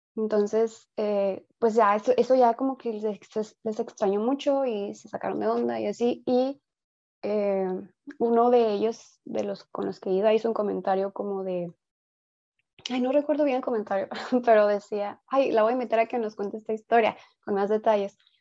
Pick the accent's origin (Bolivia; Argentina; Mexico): Mexico; como cultura mexicana